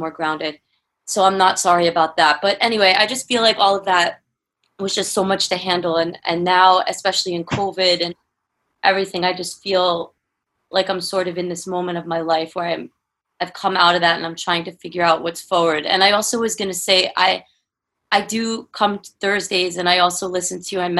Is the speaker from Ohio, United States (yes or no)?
no; New York, United States; now in California, United States; I'm from New York too. Like, I had moved to California